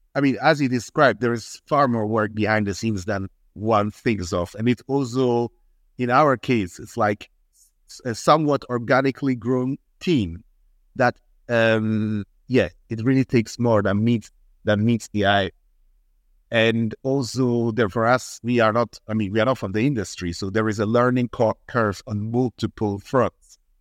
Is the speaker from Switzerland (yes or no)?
yes; Switzerland; moved away; also born or lived in Ghana; I'm half Ghanaian, half Swiss. I mainly grew up in Switzerland